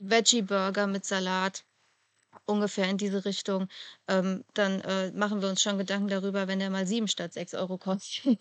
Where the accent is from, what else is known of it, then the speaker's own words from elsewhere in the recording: Germany; bei uns in Deutschland